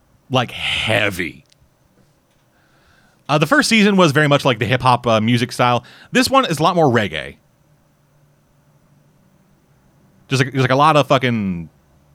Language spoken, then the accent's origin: English; Canada; I'm Canadian